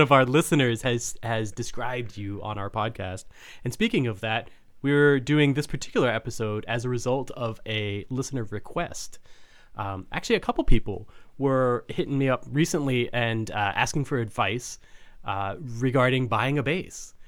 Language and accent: English; Fort Worth, Texas, United States; I grew up in Fort Worth, which is not a small town or city or whatnot